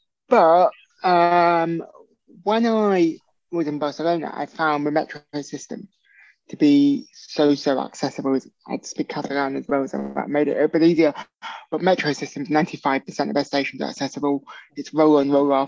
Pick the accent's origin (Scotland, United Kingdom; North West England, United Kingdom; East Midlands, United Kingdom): North West England, United Kingdom; Birkenhead; my hometown, from Birkenhead